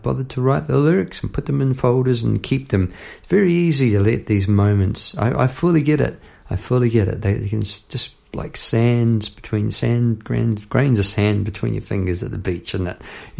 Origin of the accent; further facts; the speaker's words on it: Palmerston North, Manawatū-Whanganui, New Zealand; moved away; also born or lived in Victoria, Australia; It flows past Palmerston North, which is where I grew up in New Zealand